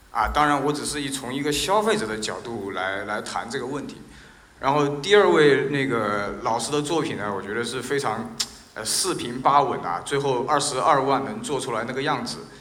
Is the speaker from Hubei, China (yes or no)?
yes; Wuhan, Hubei, China; 我也是武汉人